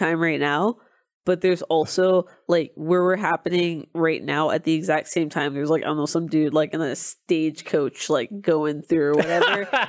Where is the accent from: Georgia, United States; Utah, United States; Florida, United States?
Georgia, United States; I'm from Georgia. Every other school or street is like Robert E. Lee Boulevard or Robert E. Lee High.